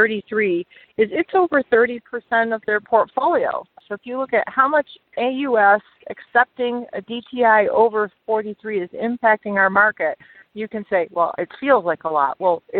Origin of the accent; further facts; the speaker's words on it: Detroit, Michigan, United States; I'm from Detroit